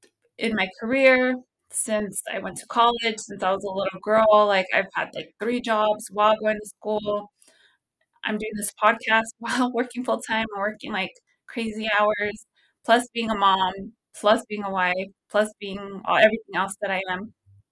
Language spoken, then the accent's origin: English; Visalia, California, United States; So originally, I don't know if you knew, but I'm from Visalia, California. It's a really small town.